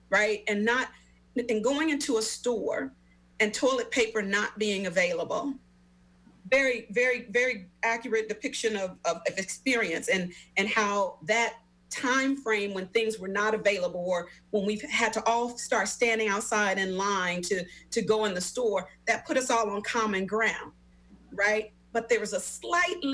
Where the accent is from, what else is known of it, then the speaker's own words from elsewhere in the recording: Memphis, Tennessee, United States; I, am originally from Memphis, Tennessee, born and raised in Memphis, Tennessee.